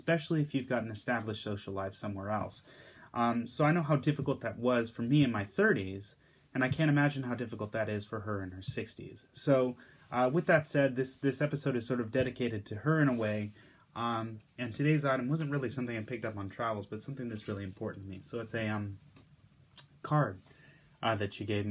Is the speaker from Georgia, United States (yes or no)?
no; the Bay Area, California, United States; I grew up in the Bay Area, in California